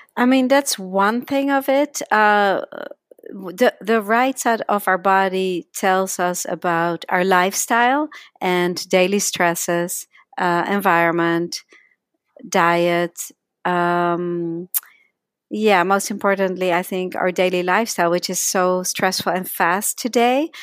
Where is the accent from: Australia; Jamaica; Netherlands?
Netherlands; accent: slight accent; moved away as an adult; now in United States; I came to United States when I was eighteen from Holland, uh, hence my slight accent